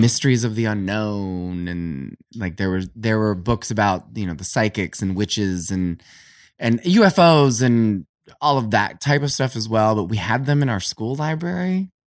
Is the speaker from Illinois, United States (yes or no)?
no; Canton, Ohio, United States; I grew up in Canton, Ohio in the eighties